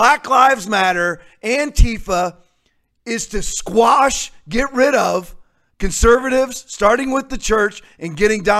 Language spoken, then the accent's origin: English; North Port, Florida, United States; near my hometown in Northport, Florida